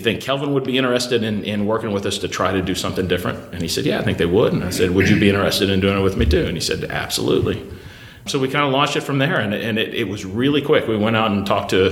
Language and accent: English; Louisville, Kentucky, United States; I grew up in Louisville, Kentucky